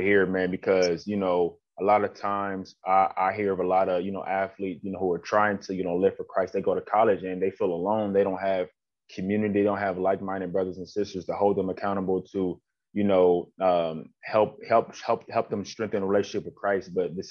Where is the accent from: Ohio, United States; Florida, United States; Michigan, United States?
Ohio, United States; Columbus; I'm from Columbus. I know how Ohio State is.